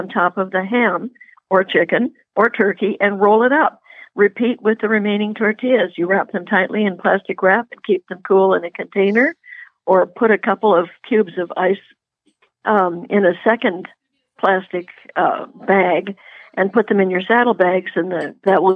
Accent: Puget Sound, Washington, United States; moved away; I grew up on Puget Sound, you know, which was not a good place for a cowgirl to be, but I got out of there

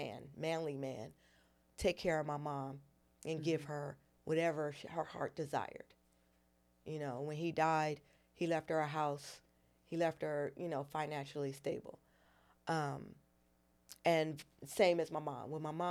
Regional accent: Los Angeles, California, United States; also born or lived in Brooklyn / New York; I was born in Brooklyn mm-hmm. and raised in Los Angeles and New York.

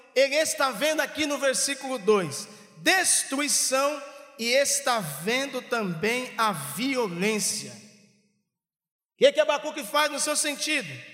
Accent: São Paulo, Brazil; onde eu fui criado em São Paulo, lá no Campo Limpo, zona sul de São Paulo

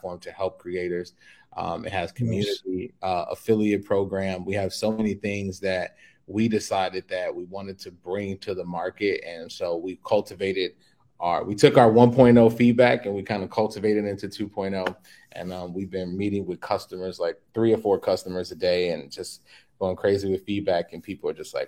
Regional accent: Chicago, Illinois, United States; moved away as an adult; now in Mexico; I was born and raised in Chicago

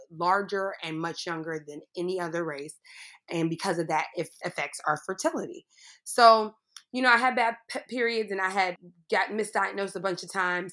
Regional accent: Pittsburgh, Pennsylvania, United States; I grew up in Pittsburgh, Pennsylvania

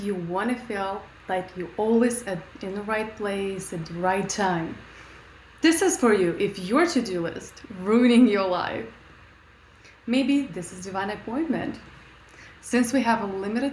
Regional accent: Russia; moved away; I grew up in Russia, very poor, eating only potatoes and onions.

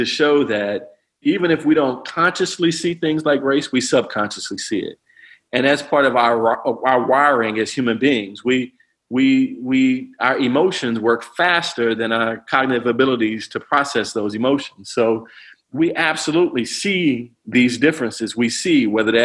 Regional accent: East St. Louis, Illinois, United States; I'm from East St. Louis, you know, one of the most challenging places to grow up in America

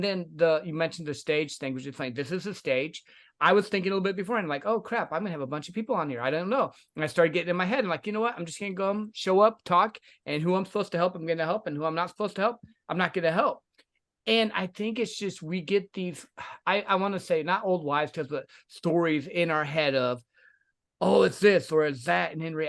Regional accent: Midwest, United States; Yeah, I think it's that, and I grew up in the Midwest, and sales was taught that way.

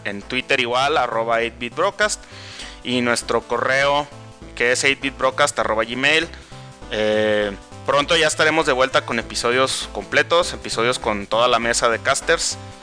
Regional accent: Mexico; en mi país

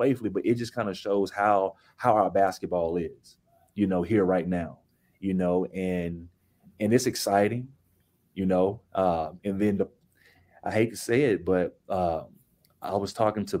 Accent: Texarkana, United States; moved away; also born or lived in Dallas; I went to Texarkana because I was born and raised in Texarkana, and I wanted to do something in my city.

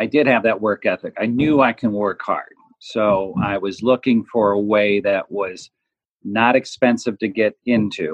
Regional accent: Chicago, Illinois, United States; I grew up in Chicago, and I'm a product of a blue collar Midwestern

